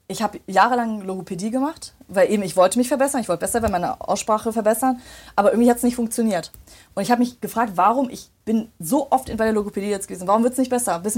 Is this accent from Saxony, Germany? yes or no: no; Remscheid, North Rhine-Westphalia, Germany; So, ich habe mich vorgestellt, habe gesagt, hi … ich komme aus Remscheid und so und so, ne?